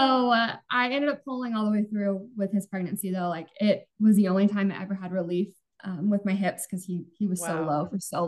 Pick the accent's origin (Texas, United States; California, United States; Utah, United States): Utah, United States; moved away as an adult; now in Arizona, United States; I grew up mostly in Utah.